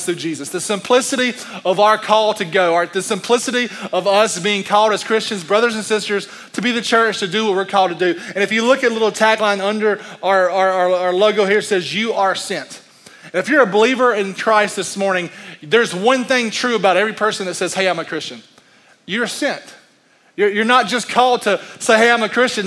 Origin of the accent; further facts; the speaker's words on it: United States; I'm an American man